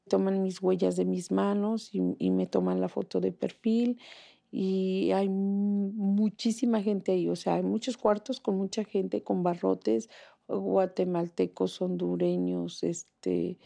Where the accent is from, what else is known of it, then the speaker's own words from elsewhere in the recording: Toluca, State of Mexico, Mexico; moved away as an adult; also born or lived in Cancún; now in Philadelphia, United States; Pues de Toluca